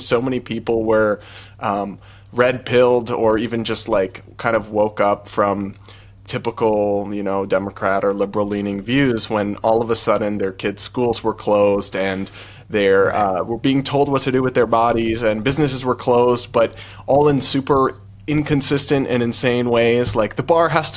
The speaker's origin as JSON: {"language": "English", "region": "New England", "country": "United States", "tie": "born or raised there", "said": "I grew up in New England"}